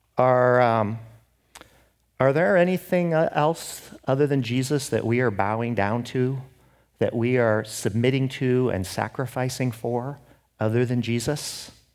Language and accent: English; Seattle, Washington, United States; I'm from Seattle